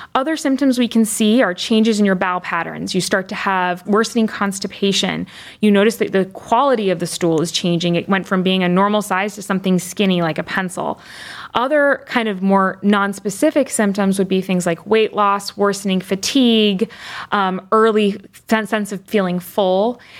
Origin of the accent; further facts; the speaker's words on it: Chicago, Illinois, United States; moved away as an adult; also born or lived in Michigan; now in Cleveland, United States; I am a Midwesterner through and through, born and raised initially in the Chicago area